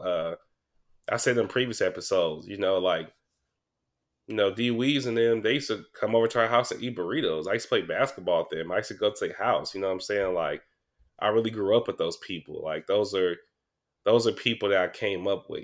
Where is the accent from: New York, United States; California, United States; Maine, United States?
California, United States; Sacramento; I'm from Mac Row, I'm from South Sac